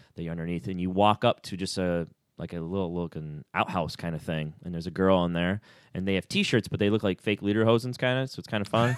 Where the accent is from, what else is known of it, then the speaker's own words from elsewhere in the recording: Clifton Springs, New York, United States; moved away as an adult; also born or lived in Orlando, Florida; being an only child growing up in Clifton Springs, New York